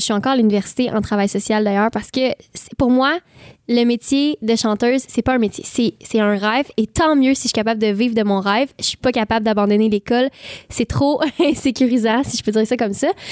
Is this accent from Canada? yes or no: yes; Saint-Ignace-de-Loyola, Quebec, Canada; Je viens de Saint-Ignace de Loyola. C'est une île près de Berthierville et euh, en face de Sorel-Tracy